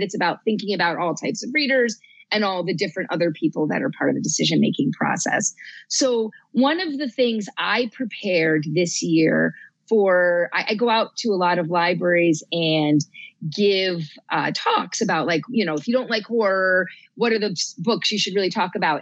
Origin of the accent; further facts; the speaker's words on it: New Jersey, United States; moved away; also born or lived in New England; I grew up in New Jersey